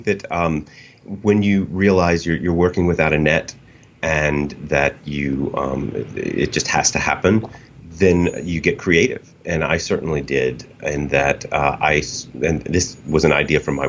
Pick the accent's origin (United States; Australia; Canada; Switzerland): United States; Kentucky; moved away as an adult; now in New York, United States; I'm originally from Kentucky and the Eastern Mountain people, and I get to go home as much as possible